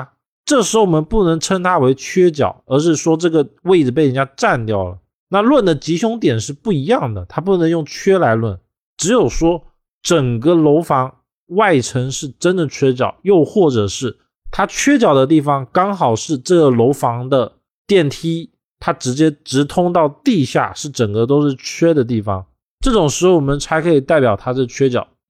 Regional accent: China; 因为我们中国人认为房子一定要讲究的是圆满，不可以缺漏。

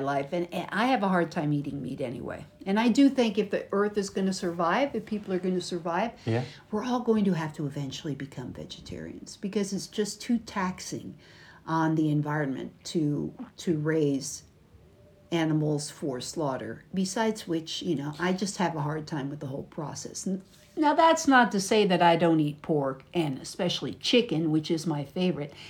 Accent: United States; from the United States.

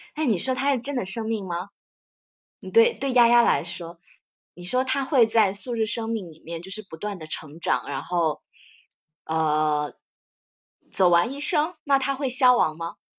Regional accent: China; 我感觉作为中国人来说

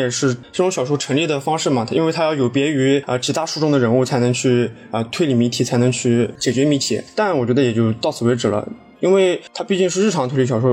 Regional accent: China; 因为我是中国人，我在中国念书

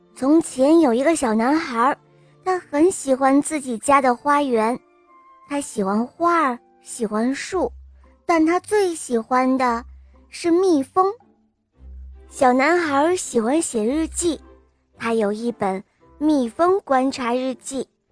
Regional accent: Hengshui, Hebei, China; 我今年七岁了，我来自河北衡水

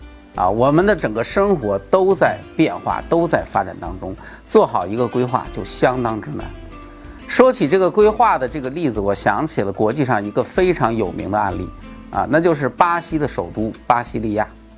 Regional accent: China; 而且在我们中国

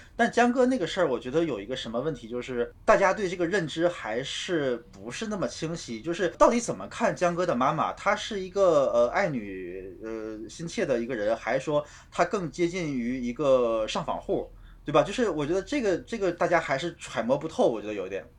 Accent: China; 我们中国人

